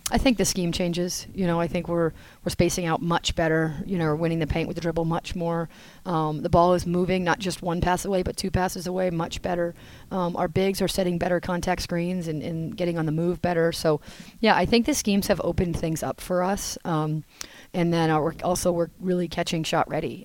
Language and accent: English; New Hampshire, United States; moved away as an adult; now in North Carolina, United States; I'm from New Hampshire, as you probably know, and so I grew up on skis and snowboards